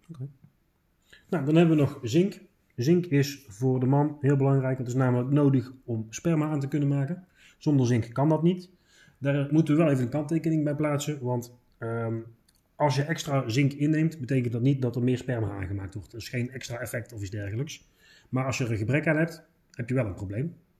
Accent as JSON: {"language": "Dutch", "country": "Netherlands", "said": "wij als Nederlanders"}